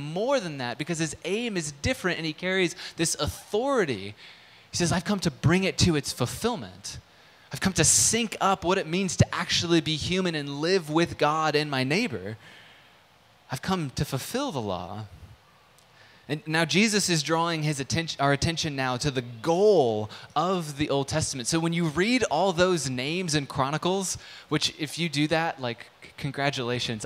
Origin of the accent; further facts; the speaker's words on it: United States; as an American living in 2022